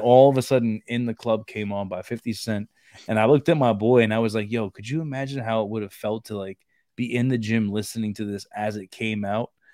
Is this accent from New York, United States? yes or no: yes; New York City, New York, United States; I grew up in Brooklyn